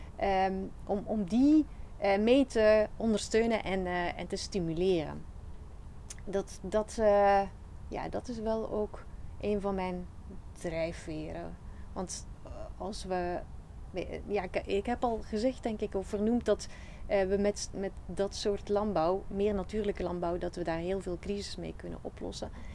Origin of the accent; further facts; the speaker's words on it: Flanders, Belgium; accent: Flemish; moved away as an adult; now in Netherlands; heb ik een Vlaamse tongval. ik kom oorspronkelijk uit Vlaanderen, België.